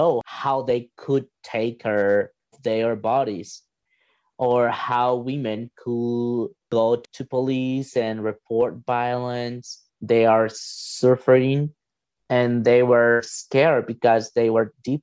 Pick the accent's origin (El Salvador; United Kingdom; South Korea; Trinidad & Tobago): El Salvador; now in Regina, Canada; I'm from El Salvador, but actually I'm living in Regina, Saskatchewan